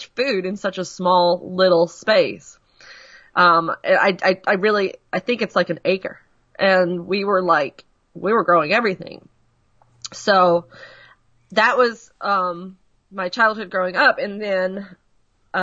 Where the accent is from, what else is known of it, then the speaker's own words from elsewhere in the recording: Massachusetts, United States; now in Georgia, United States; I grew up in Massachusetts, like you said, and a small farming community, a coastal town that was all fishermen and farmers